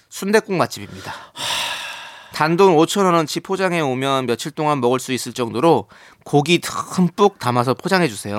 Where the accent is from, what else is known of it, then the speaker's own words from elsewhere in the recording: Incheon, South Korea; 저는 인천 출신이긴 하지만